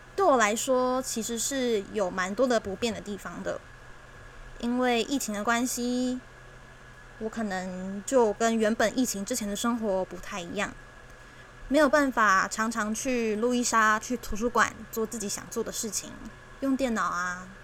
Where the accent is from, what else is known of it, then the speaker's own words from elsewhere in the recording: Taiwan; 这是我们的家，这是我们的家乡，我们共同生长的地方，共同居住的地方